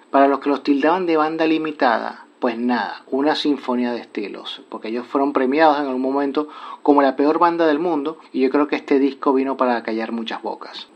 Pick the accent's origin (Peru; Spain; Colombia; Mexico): Spain; La Unión, Region of Murcia; now in Santo Domingo, Dominican Republic; aunque estamos radicados en Santo Domingo, República Dominicana, esencialmente es una web española porque yo soy murciano de la Unión